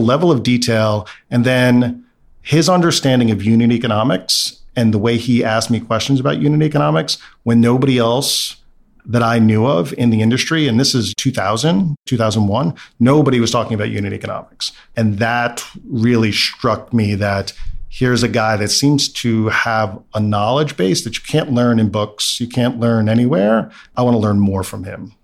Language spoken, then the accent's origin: English; New York City, New York, United States; I grew up in Brooklyn, middle class background